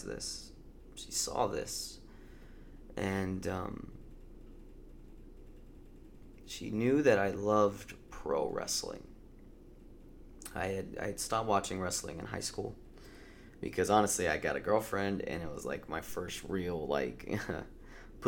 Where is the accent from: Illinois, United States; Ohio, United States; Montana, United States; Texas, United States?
Texas, United States; Round Rock; my hometown